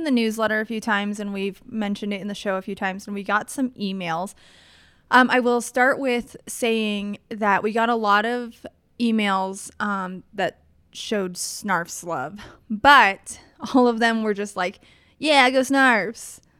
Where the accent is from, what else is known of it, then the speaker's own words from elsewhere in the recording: East Coast, United States; I'm from the East Coast, and we don't really have good alternatives to standard, substandard Subway.